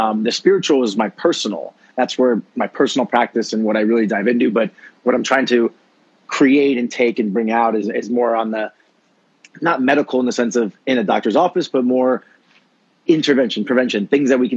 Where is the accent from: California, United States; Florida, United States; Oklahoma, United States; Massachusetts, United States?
Florida, United States; growing up in Florida, my, you know, background being Cuban American